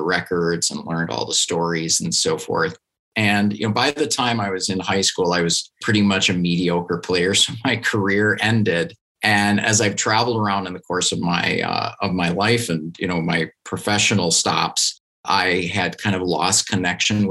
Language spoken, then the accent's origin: English; Duluth, Minnesota, United States; I grew up in Duluth, Minnesota